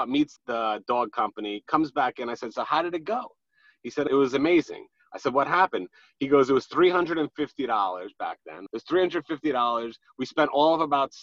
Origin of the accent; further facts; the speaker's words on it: New York City, New York, United States; now in Long Island, United States; I'm from Queens, Fresh Meadows, Queens, not Long Island. I happen to reside in Long Island right now under protest, but I do reside from Queens originally.